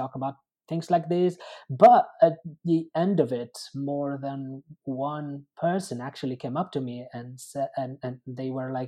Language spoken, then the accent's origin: English; Cagliari, Sardinia, Italy; English is a second language; moved away as an adult; now in London, United Kingdom; I'm from Sardinia. I moved around a bit there, but I would say my hometown now is Cagliari, which is the main town in Sardinia.